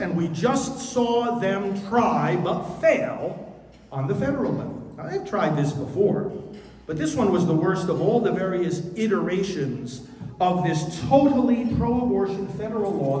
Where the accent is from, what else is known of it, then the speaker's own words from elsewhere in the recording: New York, United States; my home state of New York